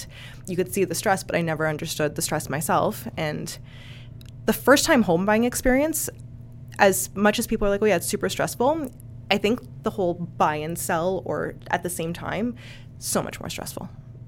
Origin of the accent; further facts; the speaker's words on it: Toronto, Ontario, Canada; I am from Toronto.